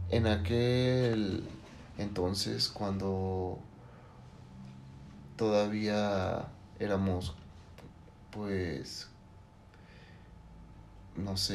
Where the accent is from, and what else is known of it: Mexico